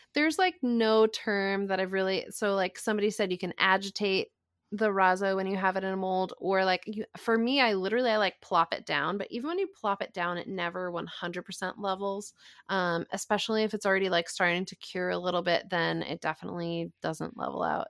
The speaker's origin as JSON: {"language": "English", "region": "Rhode Island", "country": "United States", "tie": "born or raised there", "said": "my home state, Rhode Island"}